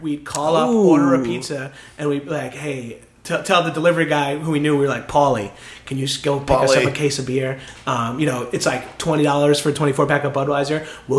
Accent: Northeast, United States; 7-Eleven was like a huge hangout in my hometown, oh, yeah. as they are in most like northeastern cities, whatever.

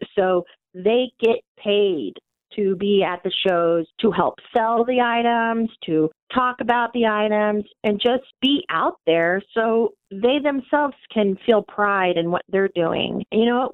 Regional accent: Gardner, Kansas, United States; in Gardner, my hometown

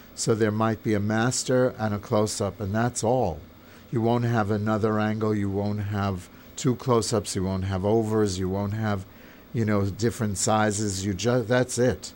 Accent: New York, United States; I grew up in New York. I'm from New York

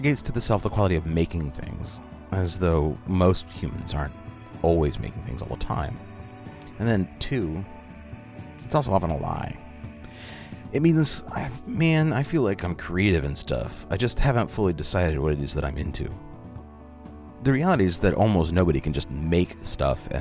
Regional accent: Portland, Oregon, United States; I am a writer and radio producer from Portland, Oregon, and I am that rare bird. I actually grew up here.

